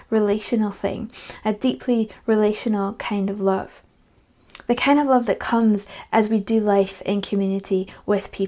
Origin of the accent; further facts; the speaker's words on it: Edinburgh, Scotland, United Kingdom; also born or lived in Perthshire; When I was 12 years old, we had to move house because of my dad's job, and so we moved from Edinburgh to Perthshire